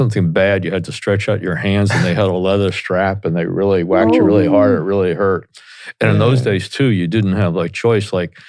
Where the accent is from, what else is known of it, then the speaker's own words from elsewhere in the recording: Teaneck, New Jersey, United States; accent: Jersey; I love being in Northern New Jersey because I grew up here in Teaneck, New Jersey, and went to Bergen Catholic High School in Oradell, and my parents lived in Montvale for a while. And so I've lost my Jersey accent